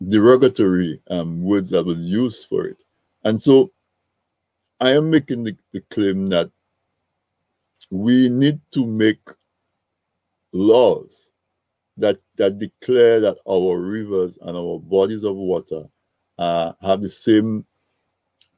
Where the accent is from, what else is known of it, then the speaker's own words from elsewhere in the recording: Dominica; So I grew up in Dominica